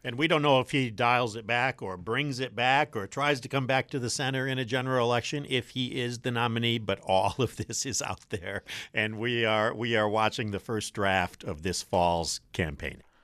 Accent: Michigan, United States; I'm from Michigan.

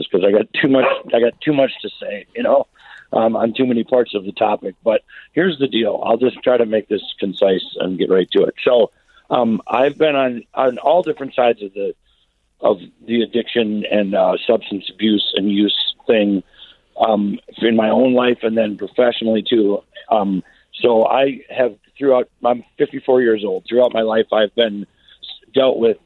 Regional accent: Minneapolis, Minnesota, United States; moved away as an adult; now in Grand Rapids, United States; I'm not from Grand Rapids. I'm from the Twin Cities

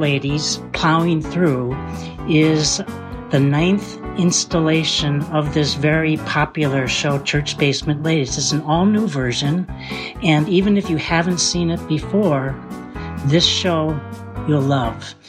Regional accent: Minneapolis, Minnesota, United States; I'm from Minneapolis

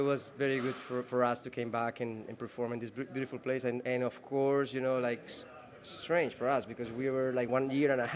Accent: Medellín, Antioquia, Colombia; I grew up in Medellin with my parents

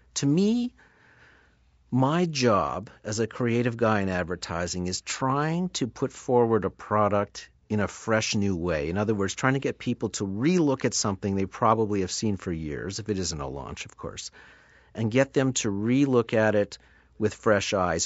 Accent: Sudbury, Ontario, Canada; now in Toronto, Canada; I grew up in Sudbury, Ontario, which is five hours north of where I'm sitting right now in Toronto

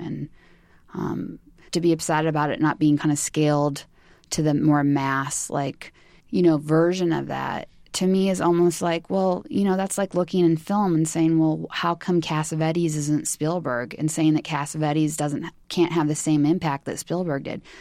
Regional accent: California, United States; growing up in California

